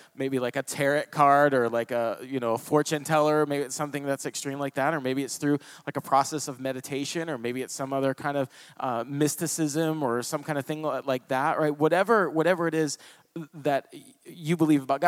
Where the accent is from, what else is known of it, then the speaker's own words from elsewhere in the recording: Toledo, Ohio, United States; I was born in Toledo, Ohio